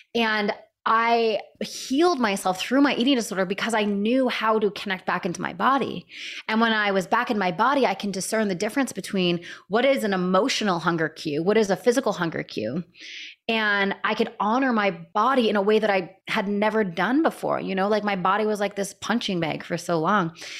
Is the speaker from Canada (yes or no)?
yes; Canada; now in San Diego, United States; I was living in Canada at the time. I'm Canadian.